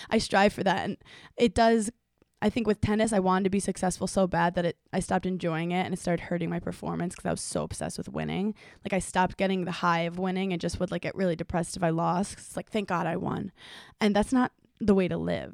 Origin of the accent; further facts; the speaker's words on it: New York City, New York, United States; I grew up in New York City